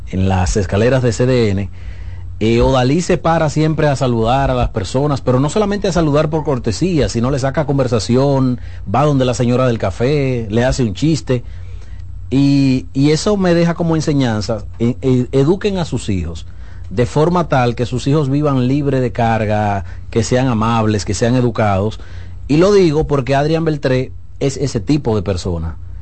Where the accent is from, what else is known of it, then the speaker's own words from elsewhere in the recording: Dominican Republic; yo como dominicano me siento lleno de orgullo de compartir nacionalidad